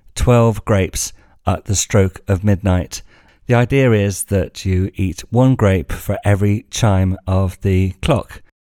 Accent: England, United Kingdom; moved away as an adult; now in Spain; being English

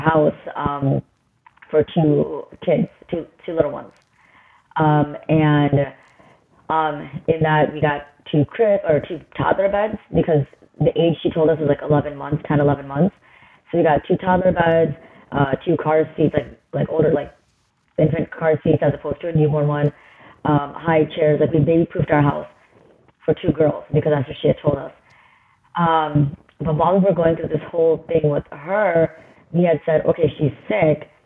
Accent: Chicago, Illinois, United States; now in Orlando, United States; So I'm originally from the Chicagoland area. I live in Orlando now.

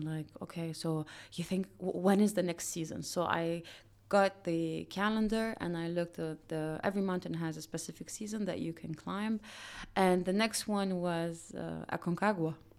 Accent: Dubai, United Arab Emirates; I grew up in Dubai

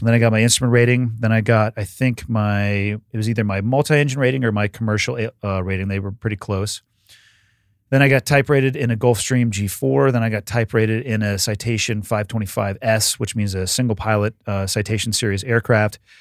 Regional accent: Santa Cruz, California, United States; moved away; I'm born and raised in Santa Cruz

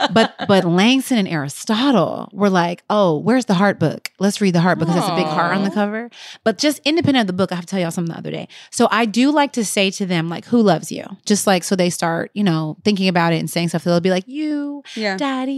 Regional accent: Canada; I'm Canadian.

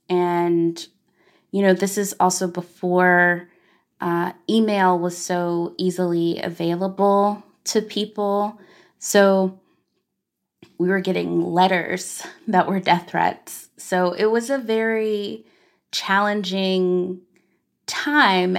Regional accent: Arkansas, United States; as a black girl growing up in Arkansas

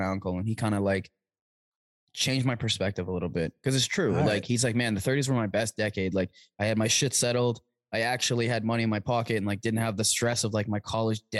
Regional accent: Toronto, Ontario, Canada; I'm from Toronto.

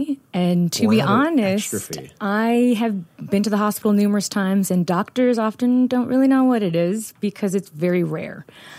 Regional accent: Gander, Newfoundland and Labrador, Canada; I'm originally from Gander.

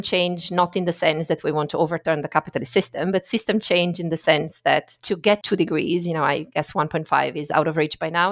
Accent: Friuli-Venezia Giulia, Italy; English is a second language; also born or lived in Middle East; now in London, United Kingdom; I grew up in the north of Italy, but in a sort of ethnic minority. So, you know, when you go to school and everything is bilingual, so that's the sort of northeastern

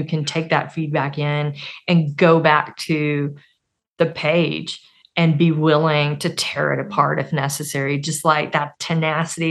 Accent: Arkansas, United States; I'm from Arkansas.

